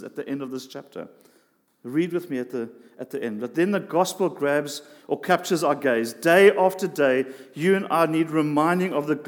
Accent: South Africa; We grew up in South Africa

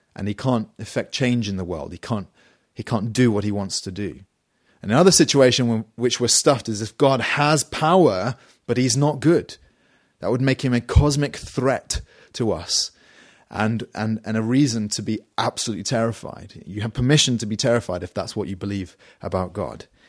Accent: United Kingdom

